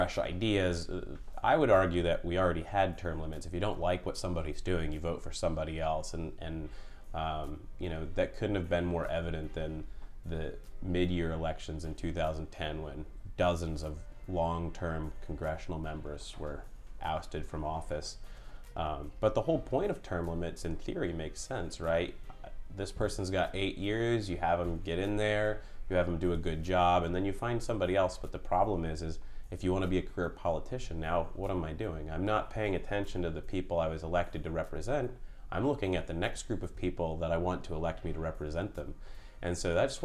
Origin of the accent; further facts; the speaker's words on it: Pennsylvania, United States; now in Long Beach, United States; I grew up in Pennsylvania in the mountains